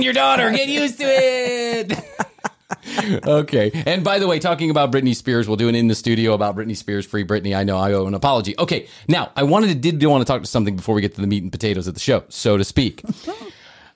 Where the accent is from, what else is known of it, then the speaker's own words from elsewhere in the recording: Midwest, United States; I grew up in the Midwest